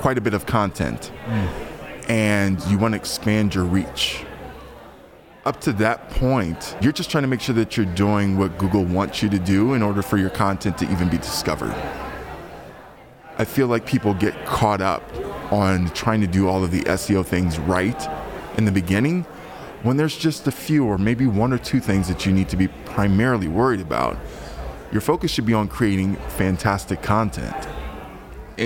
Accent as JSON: {"language": "English", "town": "Columbus", "region": "Ohio", "country": "United States", "moved": "as an adult", "lives_now": "Washington DC metro area, United States", "said": "I'm originally from Columbus, Ohio, but I've been living on the East Coast for a while now, in the DC Metro. For about 10 years now"}